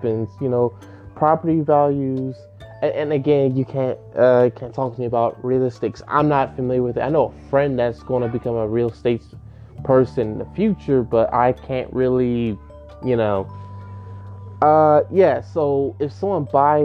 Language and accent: English; Maryland, United States; I am a Marylander. I'm from Maryland